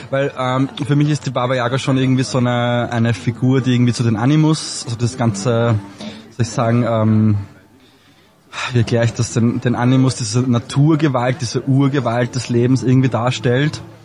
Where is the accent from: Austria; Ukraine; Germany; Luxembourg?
Austria; Traismauer, Lower Austria; now in Vienna, Austria; ich bin in äh, Trasmont aufgewachsen